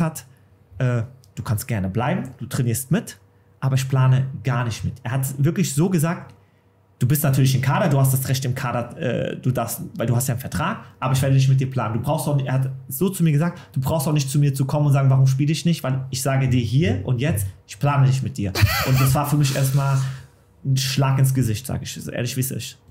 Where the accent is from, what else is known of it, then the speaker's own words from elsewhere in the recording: Offenbach am Main, Hesse, Germany; Es ist meine Heimat, ich bin in Offenbach geboren, meine Familie, Freunde sind hier.